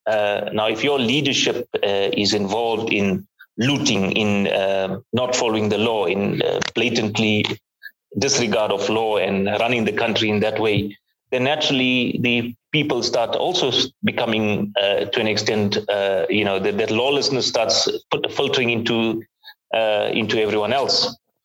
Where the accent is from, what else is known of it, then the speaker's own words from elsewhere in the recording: South Africa; I was still in school during the time of apartheid. That was when we had President F.W. de Klerk. I was just finishing school when Mandela was released. We were the young generation at that time voting for a freedom and non-racial South Africa